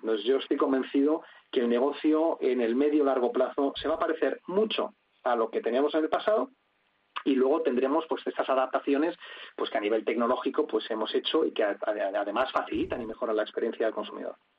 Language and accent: Spanish; Spain; como además español